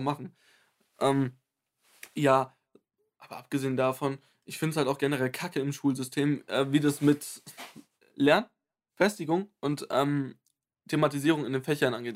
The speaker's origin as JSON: {"language": "German", "country": "Germany", "also_born_or_lived": "Bavaria", "said": "ich bin 100% deutsch."}